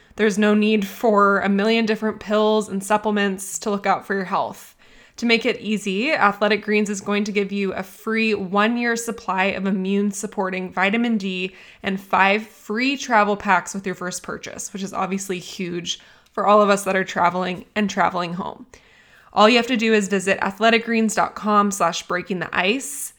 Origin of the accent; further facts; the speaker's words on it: United States; I'm American too